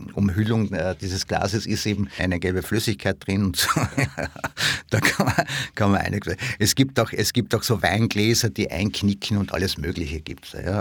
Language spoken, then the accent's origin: German; Villach, Carinthia, Austria; dort, wo ich herkomme, nämlich in Villach